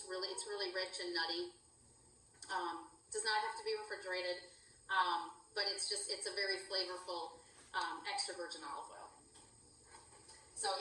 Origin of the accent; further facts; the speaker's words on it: Chicago, Illinois, United States; now in Iowa, United States; we were raised in Chicago